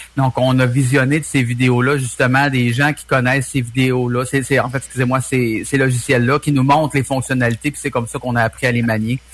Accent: Trois-Rivières, Quebec, Canada; on est de Trois-Rivières.

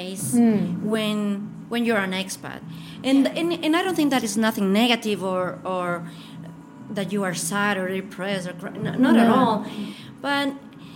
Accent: Ecuador; moved away as an adult; also born or lived in Colombia / United States / Switzerland; now in Stockholm, Sweden; I never lived there. I grew up in Ecuador because my dad is from Ecuador

